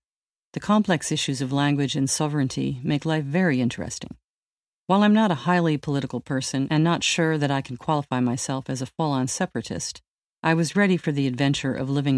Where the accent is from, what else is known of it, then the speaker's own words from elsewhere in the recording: New England, United States; moved away as an adult; also born or lived in Quebec; now in Canada; Born and raised in New England